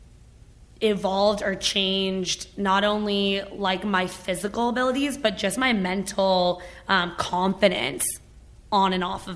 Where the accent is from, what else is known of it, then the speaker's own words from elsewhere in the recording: Toronto, Ontario, Canada; moved away as an adult; also born or lived in Hamilton, Ontario / Los Angeles; now in Phoenix, United States; I grew up in Canada, like a suburb of Toronto in Ontario